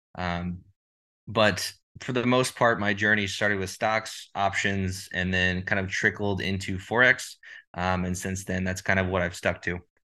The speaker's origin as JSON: {"language": "English", "town": "Dallas", "region": "Texas", "country": "United States", "said": "I'm from Dallas, Texas"}